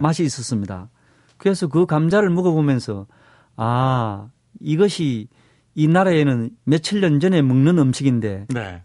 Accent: Seoul, South Korea; 한국 서울에서 왔습니다

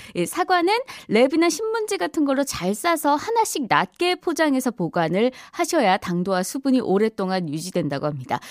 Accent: Daegu, South Korea; moved away; 저의 고향인 대구가

